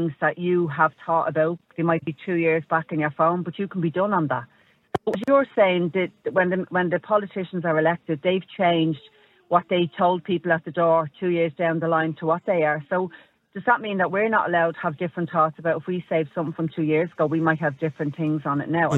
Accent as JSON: {"language": "English", "country": "Ireland", "said": "we as Irish people and our language, our slang"}